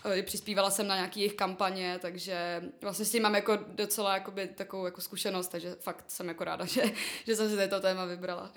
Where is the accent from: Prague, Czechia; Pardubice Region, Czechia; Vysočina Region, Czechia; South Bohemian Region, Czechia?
Prague, Czechia; jsem z Prahy.